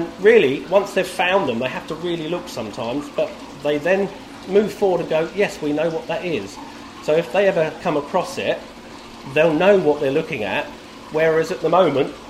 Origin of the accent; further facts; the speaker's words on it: Brightlingsea, East of England, United Kingdom; I grew up in Brightling Sea